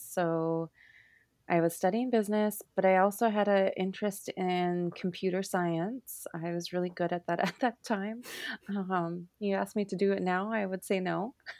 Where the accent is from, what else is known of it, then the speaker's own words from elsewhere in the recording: Turtle Mountains, North Dakota, United States; I grew right up in the center of Turtle Mountains